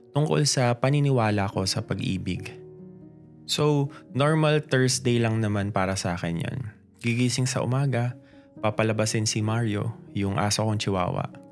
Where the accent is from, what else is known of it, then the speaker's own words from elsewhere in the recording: Caloocan, Metro Manila, Philippines; taga North Caloocan ako na konting lakad na lang, Bulacan